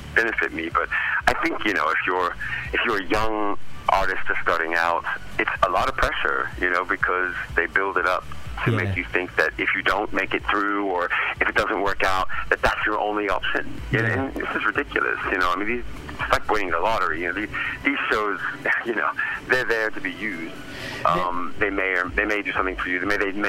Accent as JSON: {"language": "English", "country": "United States", "moved": "as an adult", "lives_now": "England", "said": "I'm an American who has spent the last 20 years in England"}